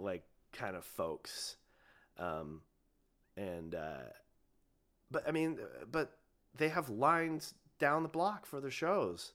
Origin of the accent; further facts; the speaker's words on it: Ojai, California, United States; I grew up in Ojai